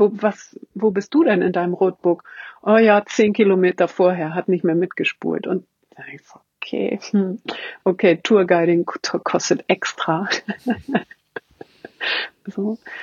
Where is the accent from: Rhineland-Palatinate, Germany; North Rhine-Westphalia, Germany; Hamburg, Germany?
Hamburg, Germany; ich komme aus Hamburg